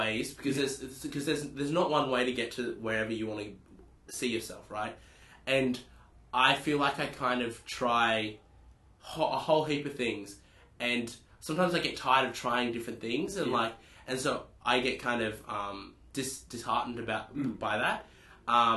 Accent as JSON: {"language": "English", "town": "Newcastle", "region": "New South Wales", "country": "Australia", "said": "I'm from Newcastle"}